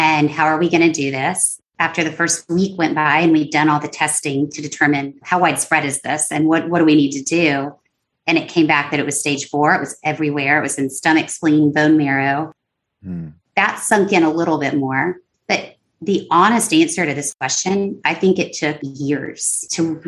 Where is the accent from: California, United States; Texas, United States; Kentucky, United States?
Texas, United States; San Antonio; moved away as an adult; also born or lived in Los Angeles; my hometown of San Antonio, Texas.